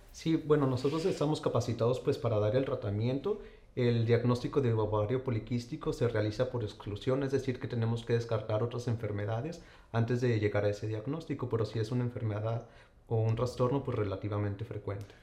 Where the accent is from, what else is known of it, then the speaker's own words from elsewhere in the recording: Saltillo, Coahuila, Mexico; moved away; yo soy originario de Saltillo, Coahuila